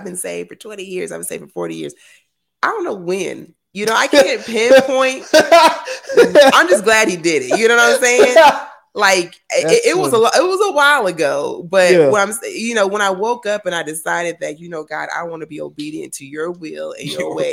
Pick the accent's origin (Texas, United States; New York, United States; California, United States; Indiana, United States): Texas, United States; Fort Worth; I grew up in Fort Worth area